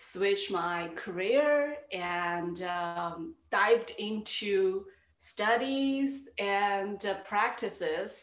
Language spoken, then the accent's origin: English; China; moved away as an adult; now in New York City, United States; I grew up in China.